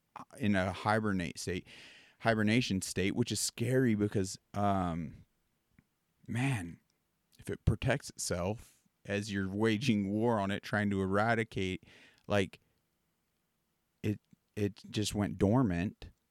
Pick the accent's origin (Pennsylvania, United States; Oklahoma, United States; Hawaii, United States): Pennsylvania, United States; I grew up on the East Coast, and it almost was a ritual as kids. Like, in our Pennsylvania, we had some acres